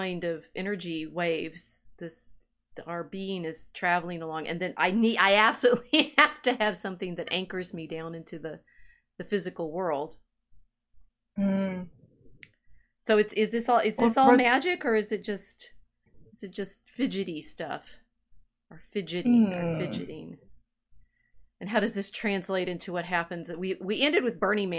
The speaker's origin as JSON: {"language": "English", "region": "Texas", "country": "United States", "tie": "born or raised there", "also_born_or_lived": "New Mexico", "moved": "yes", "said": "I grew up in Texas, lived in New Mexico."}